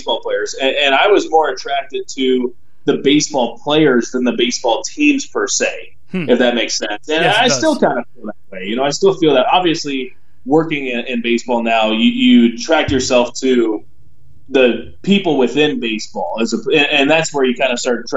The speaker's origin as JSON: {"language": "English", "region": "Southern California", "country": "United States", "tie": "born or raised there", "said": "growing up in Southern California, my parents kind of taught me"}